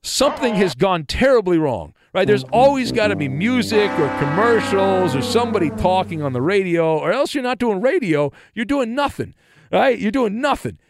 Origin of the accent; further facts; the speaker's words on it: Orange County, California, United States; growing up in Orange County, I was surrounded by two, uh, air bases